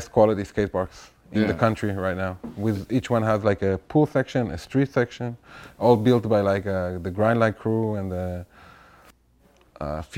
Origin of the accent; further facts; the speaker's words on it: Tel Aviv, Tel Aviv District, Israel; I grew up around Tel Aviv.